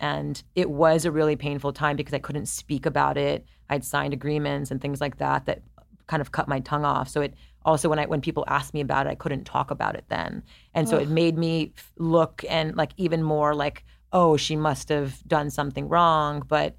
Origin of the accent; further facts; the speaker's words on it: Montreal, Quebec, Canada; I'm Montreal.